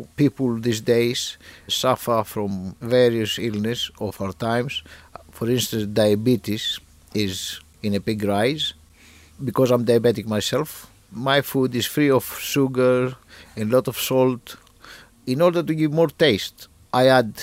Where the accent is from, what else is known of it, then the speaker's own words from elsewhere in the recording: Greece; moved away as an adult; now in Cambridge, United Kingdom; I grew up in Greece.